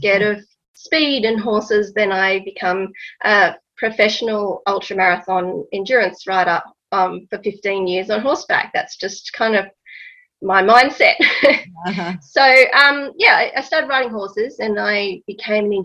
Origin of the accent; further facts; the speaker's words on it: Canberra, Australian Capital Territory, Australia; also born or lived in United Kingdom; I grew up in Canberra, but my dad was an academic, so he did work overseas a little while. So I was very lucky to be able to live overseas a couple of times when I was young.